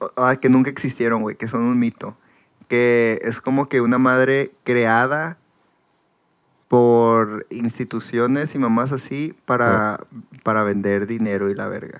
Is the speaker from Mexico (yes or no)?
yes; Mexico; moved away; soy de México